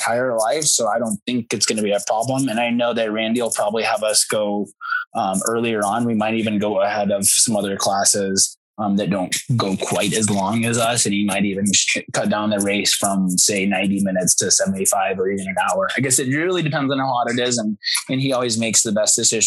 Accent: Arizona, United States; I'm been born and raised in Arizona

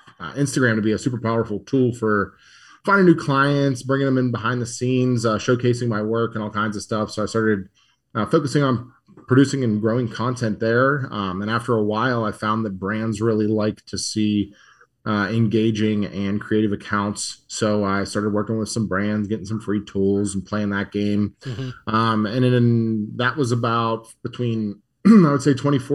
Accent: Murrysville, Pennsylvania, United States; I grew up in Murrysville, which is about 20 minutes outside the city

